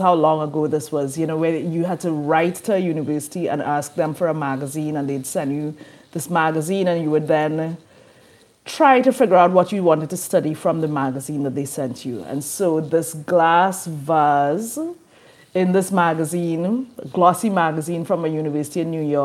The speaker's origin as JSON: {"language": "English", "country": "Trinidad & Tobago", "tie": "born or raised there", "moved": "yes", "lives_now": "New Orleans, United States", "said": "I'm from Trinidad and Tobago in the Caribbean, and in that education system, we specialize really early"}